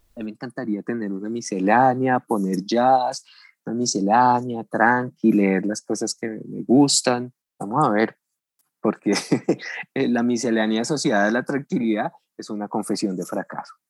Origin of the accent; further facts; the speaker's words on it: Colombia; also born or lived in Bogotá / Medellín, Antioquia; no tendremos un segundo de felicidad como colombianos